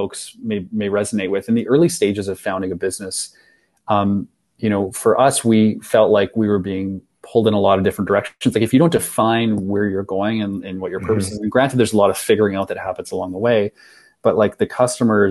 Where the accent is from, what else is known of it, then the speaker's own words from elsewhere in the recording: Saskatchewan, Canada; oh no, Saskatchewan.